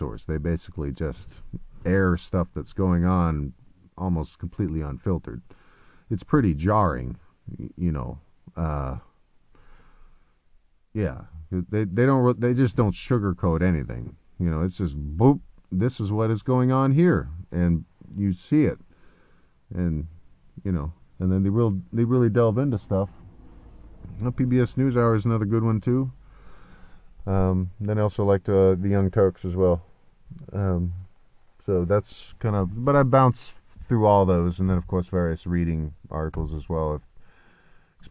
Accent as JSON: {"language": "English", "town": "Oak Harbor", "region": "Washington", "country": "United States", "tie": "born or raised there"}